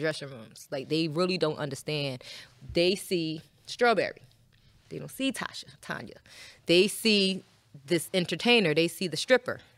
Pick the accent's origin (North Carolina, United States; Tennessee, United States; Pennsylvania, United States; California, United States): Pennsylvania, United States; Philadelphia; now in Atlanta, United States; I'm from Philly